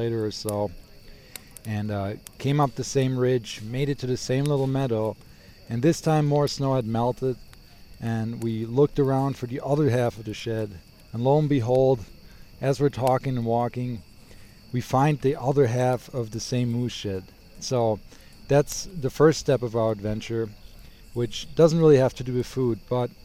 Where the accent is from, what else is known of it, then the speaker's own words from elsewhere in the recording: Germany; also born or lived in Wisconsin, United States; now in Bozeman, United States; I am originally from Germany, moved to Wisconsin, now living in Bozeman, Montana.